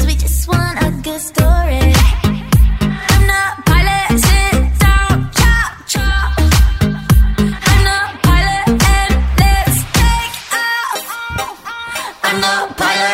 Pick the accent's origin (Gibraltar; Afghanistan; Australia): Australia; Central Coast of New South Wales; we are all from the Central Coast of New South Wales